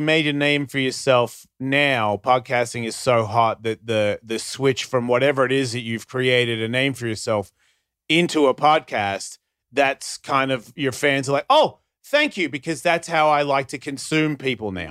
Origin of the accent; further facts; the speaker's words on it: Australia; I'm Australian.